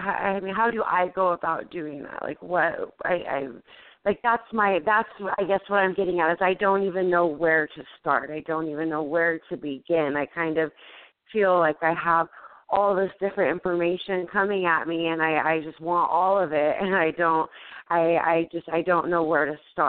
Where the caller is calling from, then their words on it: California, United States; I'm calling out of out of California.